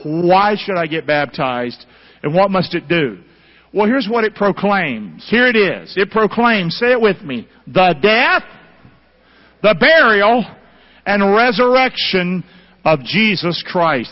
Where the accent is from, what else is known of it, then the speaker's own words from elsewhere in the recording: Rockingham, North Carolina, United States; I'm from Rockingham